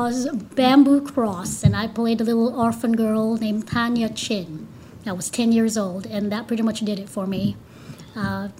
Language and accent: English; Cebu City, Central Visayas, Philippines; moved away as an adult; also born or lived in California; now in Pensacola, United States; I'm originally from the Philippines. I was born and raised in Cebu.